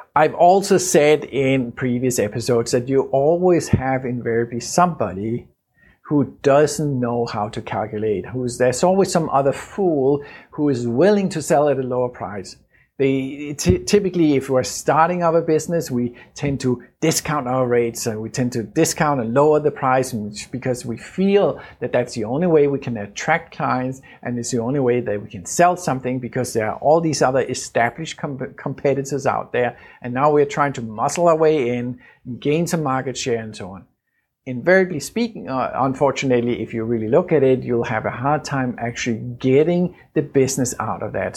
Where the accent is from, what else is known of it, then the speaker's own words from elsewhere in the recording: Denmark; Danish, uh, my home country